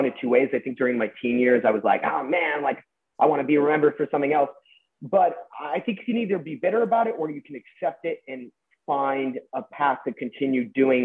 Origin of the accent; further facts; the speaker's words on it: Westlake Village, California, United States; I grew up in Westlake Village.